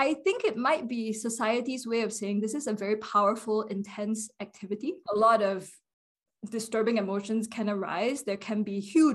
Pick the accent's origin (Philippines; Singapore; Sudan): Singapore; moved away as an adult; also born or lived in Princeton, United States / Shravasti Abbey, United States; now in United States; I was born and raised in Singapore